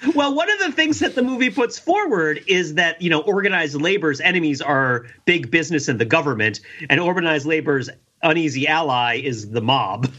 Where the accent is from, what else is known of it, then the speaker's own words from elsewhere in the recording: New Jersey, United States; growing up in New Jersey